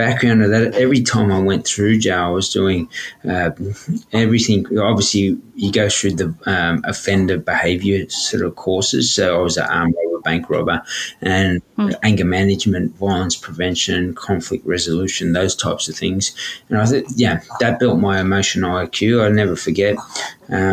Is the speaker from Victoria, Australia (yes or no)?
no; Sydney, New South Wales, Australia; growing up in Redfern, we had uncles, aunties disappear